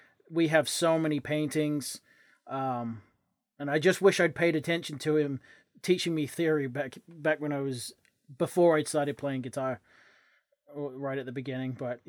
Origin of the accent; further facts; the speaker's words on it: England, United Kingdom; I'm English.